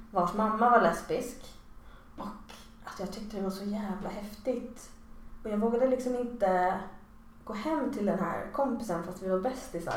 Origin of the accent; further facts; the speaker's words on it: Stockholm, Stockholm County, Sweden; moved away as an adult; now in Malmö, Sweden; jag är en pure Stock, liksom, Stockholms betongs innerstadsbarn